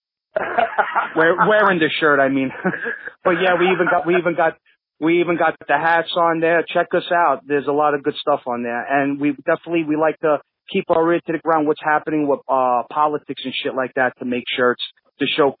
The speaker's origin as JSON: {"language": "English", "town": "New York City", "region": "New York", "country": "United States", "tie": "born or raised there", "also_born_or_lived": "Deposit, New York", "said": "where were you born? Kings County."}